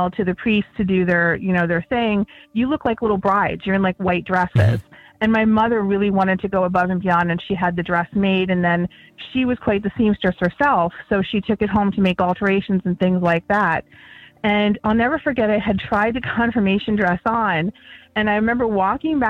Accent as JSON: {"language": "English", "town": "Chemung", "region": "New York", "country": "United States", "tie": "born or raised there", "moved": "yes", "lives_now": "Harrisburg, United States", "said": "I was born in New York City, but they raised me right along the New York and Pennsylvania border. I lived in a tiny little town called Chemung, New York."}